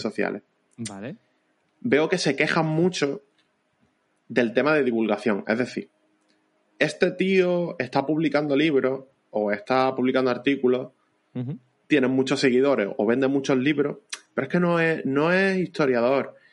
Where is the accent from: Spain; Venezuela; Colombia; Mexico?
Spain; Vélez-Málaga, Andalusia; yo soy de Vélez, Málaga, ¿vale? En provincia de Málaga